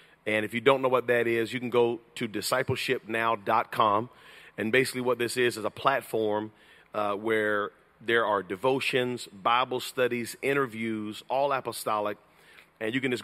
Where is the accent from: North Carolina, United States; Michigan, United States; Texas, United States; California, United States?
North Carolina, United States; also born or lived in Georgia; I was raised in North Carolina